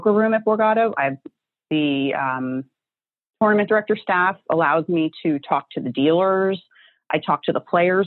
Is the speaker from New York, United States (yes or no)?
no; New Jersey, United States; I'm from New Jersey. You know, this is where I'm born and bred. I live here